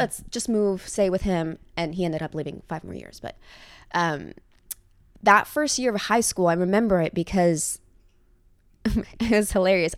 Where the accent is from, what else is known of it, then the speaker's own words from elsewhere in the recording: Reggio Emilia, Emilia-Romagna, Italy; English is a second language; moved away as an adult; also born or lived in Switzerland; now in New York, United States; My town is called Reggio Emilia